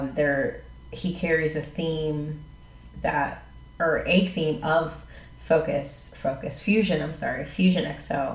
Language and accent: English; Jacksonville, United States; moved away; I'm from Jacksonville. I'm not even from here